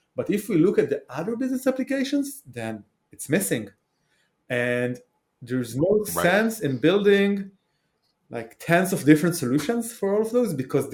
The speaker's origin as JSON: {"language": "English", "country": "Israel", "tie": "born or raised there", "second_language": "English", "said": "So I grew up in Israel"}